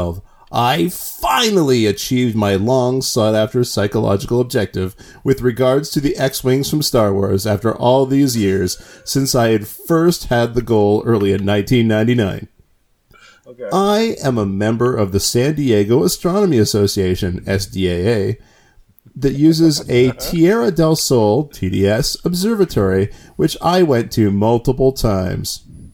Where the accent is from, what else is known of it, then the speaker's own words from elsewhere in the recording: Canada; I'll bet that word's spelled correctly, but I'm Canadian.